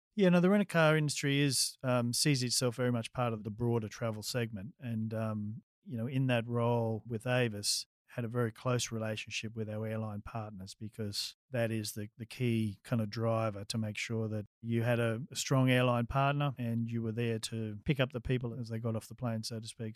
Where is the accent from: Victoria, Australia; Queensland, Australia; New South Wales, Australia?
New South Wales, Australia; Sydney; we lived in Leichhardt